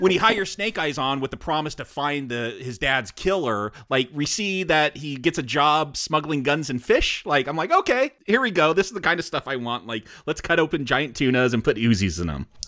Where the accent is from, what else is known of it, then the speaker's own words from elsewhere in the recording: United States; I'm American